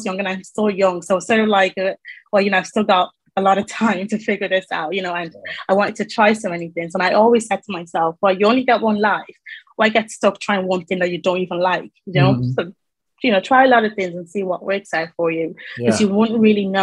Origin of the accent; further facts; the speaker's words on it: Ireland; moved away as an adult; now in England; So I'm from Ireland, moved to England, and that was in 2019